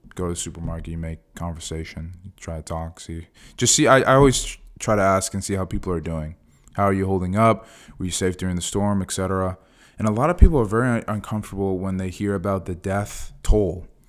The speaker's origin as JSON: {"language": "English", "town": "Fort Myers", "region": "Florida", "country": "United States", "tie": "born or raised there", "said": "this is my hometown. You know, I went to high school here."}